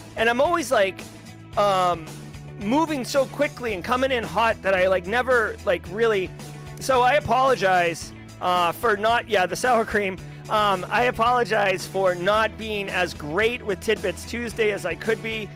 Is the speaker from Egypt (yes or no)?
no; United States; I'm an American and I love the United States